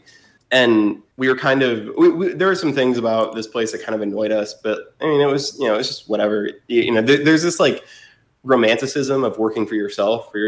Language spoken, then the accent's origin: English; Fort Wayne, Indiana, United States; also born or lived in Boston / Bloomington, Indiana; now in Indianapolis, United States; I'm from Indiana originally, from Fort Wayne